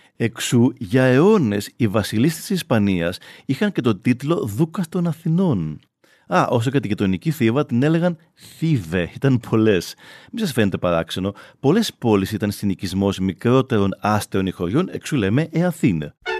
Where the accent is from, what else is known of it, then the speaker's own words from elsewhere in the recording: Astros, Peloponnese, Greece; η πατρίδα μου το άστρος κινουρίας